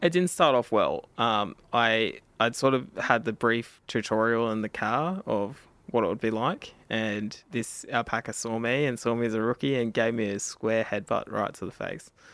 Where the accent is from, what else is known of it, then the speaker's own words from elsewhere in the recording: Australia; I'm an Indigenous guy myself. I'm from Kamilaroi country